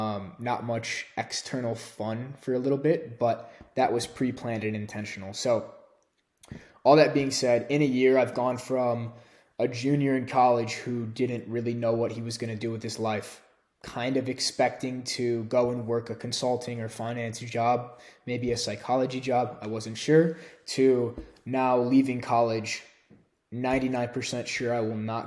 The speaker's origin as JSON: {"language": "English", "town": "Chicago", "region": "Illinois", "country": "United States", "tie": "born or raised there", "also_born_or_lived": "San Francisco / Argentina", "moved": "as an adult", "lives_now": "Austin, United States", "said": "I left Illinois in the Chicago area for the first time in my entire life to go live on my own"}